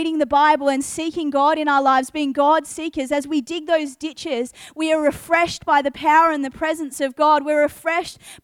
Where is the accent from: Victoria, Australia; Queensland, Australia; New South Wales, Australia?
Victoria, Australia; Geelong; now in Adelaide, Australia; I grew up in Geelong, Victoria. I spent a majority of my childhood there.